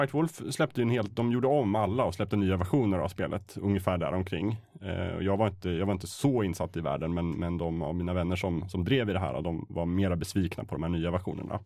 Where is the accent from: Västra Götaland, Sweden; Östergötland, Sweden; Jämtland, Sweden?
Jämtland, Sweden; Östersund; jag är uppvuxen i Östersund